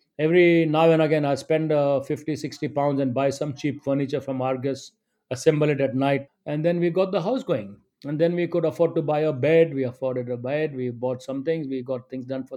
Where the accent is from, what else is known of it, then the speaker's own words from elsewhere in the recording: India; now in United Kingdom; I'm an Indian